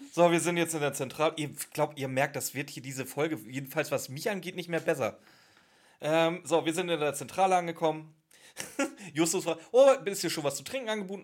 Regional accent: Northern Germany, Germany; Bei uns in Norddeutschland

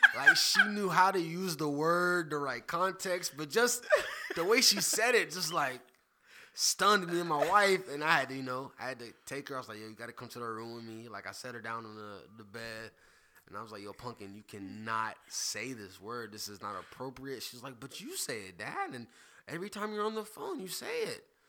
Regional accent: Greenville, South Carolina, United States; I'm from Greenville, South Carolina. Born at Greenville Memorial

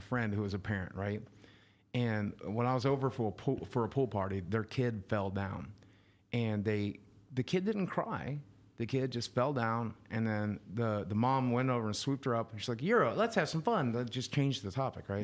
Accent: Southwest Virginia, United States; moved away; also born or lived in Arkansas; I come from Southwest Virginia.

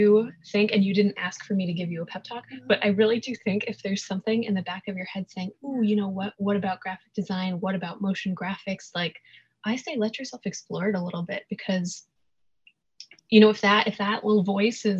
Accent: New York City, New York, United States; I was born and raised in New York, here in New York City

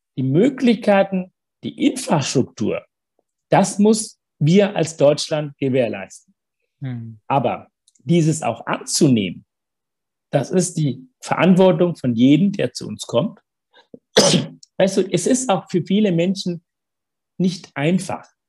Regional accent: Sri Lanka; German is a second language; also born or lived in Africa / Hamburg, Germany / Bad Neustadt an der Saale, Germany; now in Germany; ich bin immer noch Tamil, ich bin immer noch der Junge, der ne, auf Sri Lanka geboren ist

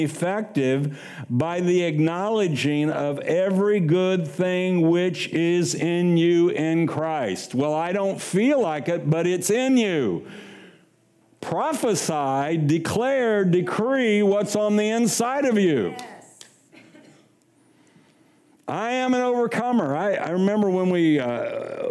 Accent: Kansas City, United States; moved away as an adult; also born or lived in Sacramento, Pennsylvania; I'm from Kansas City

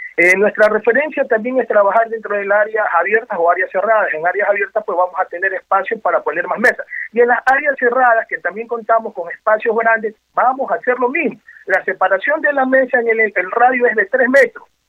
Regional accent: Ecuador; como los ecuatorianos bailamos

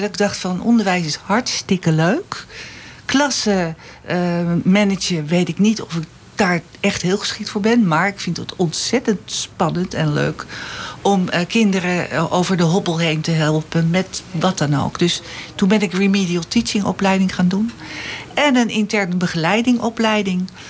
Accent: Alkmaar, North Holland, Netherlands; also born or lived in Nijlo / Amsterdam; now in Eemnes, Netherlands; ik heb eh, op school gezeten in Alkmaar

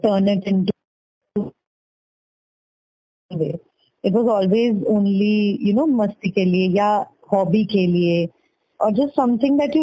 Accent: Madhya Pradesh, India; also born or lived in Kolkata, West Bengal; I am originally from Kolkata, but I have grown up mainly in Madhya Pradesh for 14 years.

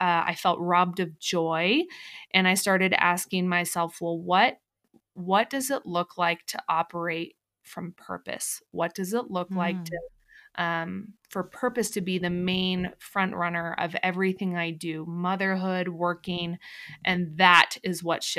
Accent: Colorado, United States; I'm from Colorado.

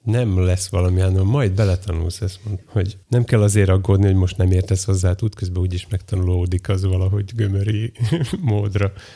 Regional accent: Western Hungary, Hungary; Én nyugati vagyok

